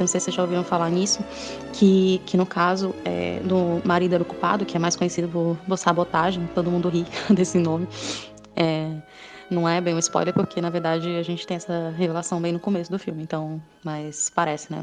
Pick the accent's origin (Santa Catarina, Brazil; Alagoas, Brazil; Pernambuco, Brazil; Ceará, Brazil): Ceará, Brazil; moved away as an adult; now in São Paulo, Brazil; eu vim para São Paulo, né, eu sou do Ceará, e vim para São Paulo